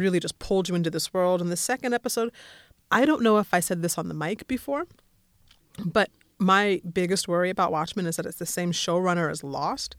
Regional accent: Colorado, United States; I grew up in Colorado

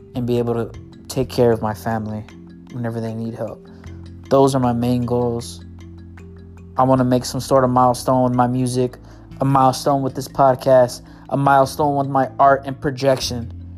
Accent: United States; I'm not from Mexico. My grandparents aren't from Mexico. My great great grandparents aren't not from Mexico we're born here

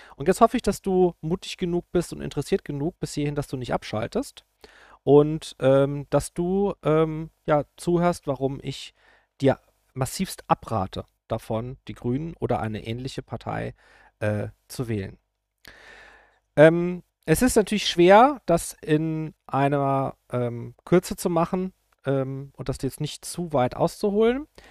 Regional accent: Rhineland-Palatinate, Germany; ich bin aus Rheinland-Pfalz

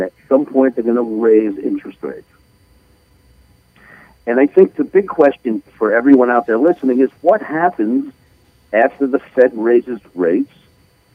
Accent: United States

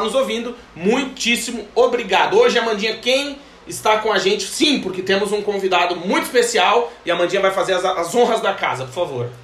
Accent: Rio Grande do Sul, Brazil; now in Portugal; eu nasci no Rio Grande do Sul, que é o, o, o primeiro estado lá embaixo do Brasil. Pro pessoal do Nordeste diz que é o último. Eu, como eu sou do Sul

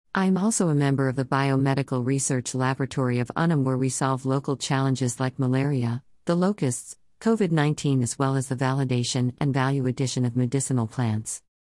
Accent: Okahandja, Otjozondjupa, Namibia; also born or lived in Ohangwena Region, Namibia / Windhoek, Namibia; I was raised in Okahandya town, about seventy kilometers from the capital city of Namibia.

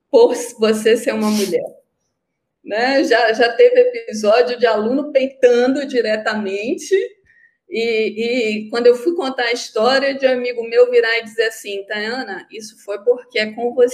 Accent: North Region, Brazil; Sim, eu sou nortista.

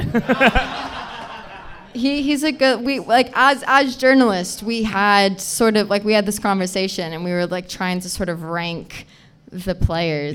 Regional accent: United States; now in United Kingdom; I'm American

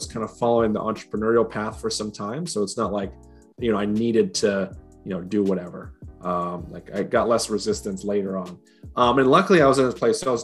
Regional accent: Utah, United States; also born or lived in Washington; now in Gainesville, United States; So I was born in Washington, but I was really raised in Utah. That's where I spent most of my years there.

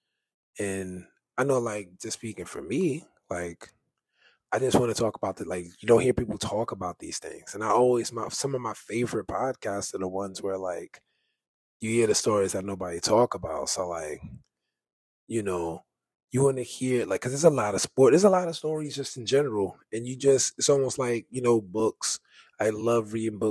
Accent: New York City, New York, United States; I'm from New York, I grew up in Harlem, like, I'm from the Bronx, Fordham Road

